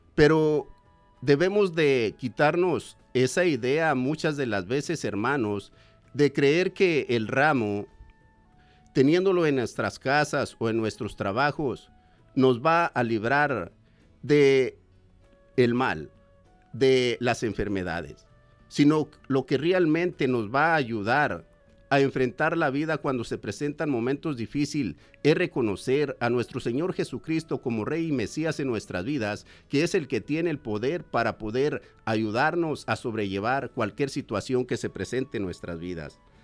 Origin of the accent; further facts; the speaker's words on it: Mexico; moved away; soy de México